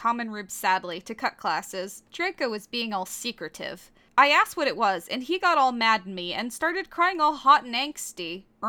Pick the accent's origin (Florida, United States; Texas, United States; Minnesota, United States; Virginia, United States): Virginia, United States; Like, I still do, because I grew up in Virginia for most of my life.